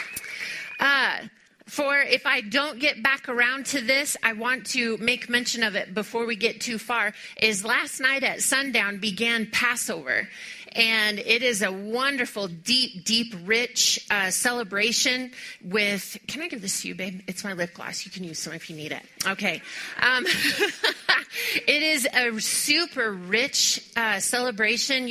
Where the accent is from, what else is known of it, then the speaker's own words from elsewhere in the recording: Texas, United States; I was born in Texas